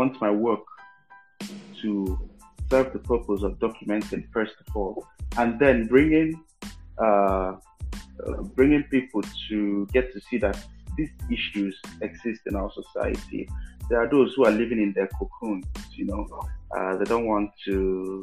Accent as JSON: {"language": "English", "country": "Nigeria", "said": "as a Nigerian"}